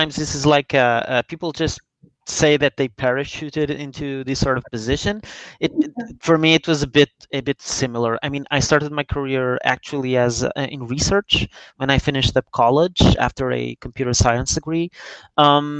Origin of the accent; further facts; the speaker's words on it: Lisbon, Portugal; I'm Portuguese. I'm from Lisbon.